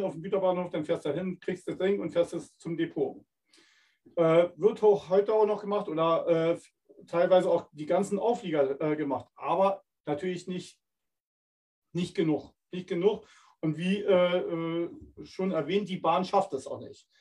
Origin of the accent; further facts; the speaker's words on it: Berlin, Germany; now in Winterburg, Germany; ich komme ja ursprünglich aus Berlin